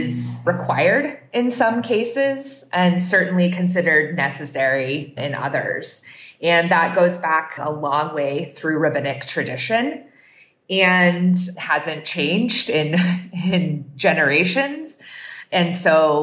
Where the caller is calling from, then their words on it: Durham, North Carolina, United States; I'm calling from Durham, North Carolina